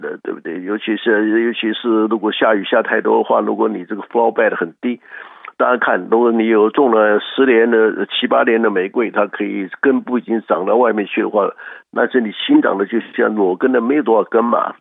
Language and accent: Chinese; Taiwan; now in Houston, United States; 我们台湾人